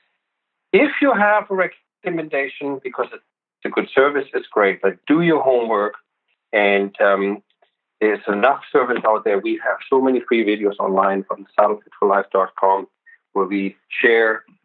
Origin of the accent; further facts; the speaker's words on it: Germany; I'm from Germany